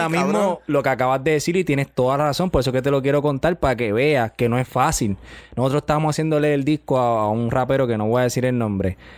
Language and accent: Spanish; Carolina, Puerto Rico; Soy de Carolina, papi.